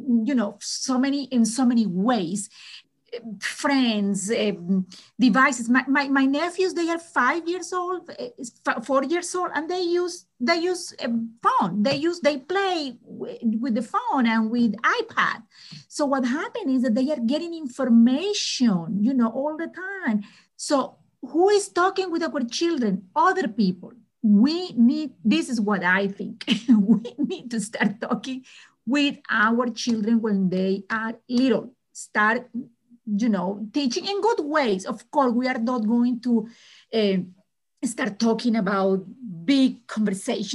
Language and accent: English; Colombia; moved away as an adult; now in United States; I am originally from Colombia, South America